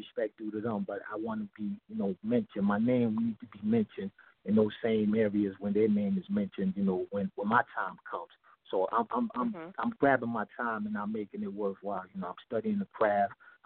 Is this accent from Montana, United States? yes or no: no; New York City, New York, United States; also born or lived in Sierra Leone / North Carolina; now in New Jersey, United States; I was born in Sierra Leone, West Africa. I came to Brooklyn, New York when I was a little kid.